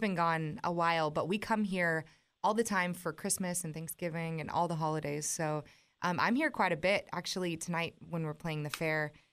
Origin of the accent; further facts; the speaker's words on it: West Coast, United States; moved away as an adult; now in Nashville, United States; I'm from the West Coast